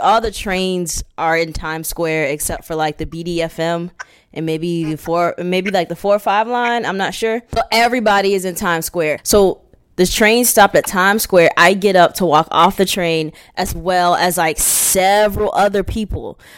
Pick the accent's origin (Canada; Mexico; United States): United States; California; I'm going to show you where I'm really from. I'm from West Orange County, bitch.